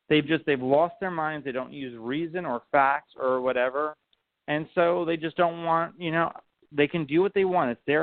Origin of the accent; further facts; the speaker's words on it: United States; I'm an American